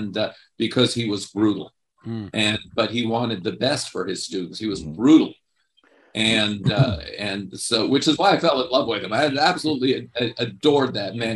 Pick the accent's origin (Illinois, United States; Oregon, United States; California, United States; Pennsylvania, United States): California, United States; Los Angeles; also born or lived in Chicago; we moved out here